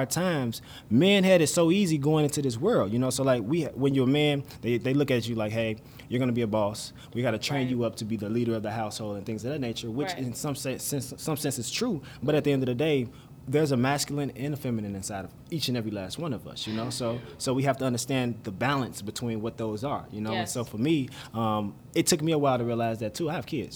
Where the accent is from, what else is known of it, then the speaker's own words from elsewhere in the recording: Chicago, Illinois, United States; I'm from Chicago